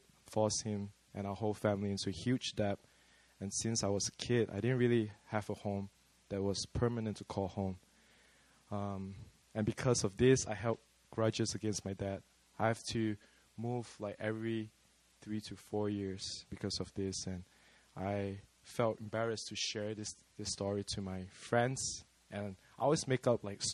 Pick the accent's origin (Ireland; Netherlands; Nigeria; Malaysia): Malaysia; accent: Malaysian; now in South Korea; I'm from Malaysia, but not Malay. I'm ethnically Chinese